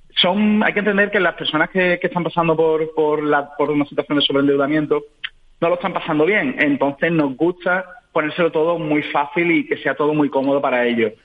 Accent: Seville, Andalusia, Spain; yo soy de Sevilla, un ciudadano sevillano

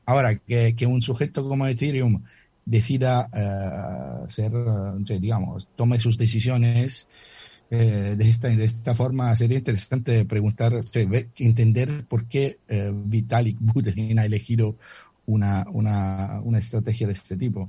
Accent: Italy; accent: Italian; Spanish is a second language; moved away; mi acento lo lo declara eh, de manera muy, muy firme, soy italiano.

